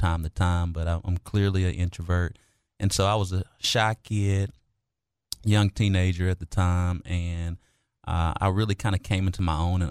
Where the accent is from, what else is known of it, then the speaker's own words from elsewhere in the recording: Little Rock, Arkansas, United States; being born and raised and still reside in Southwest Little Rock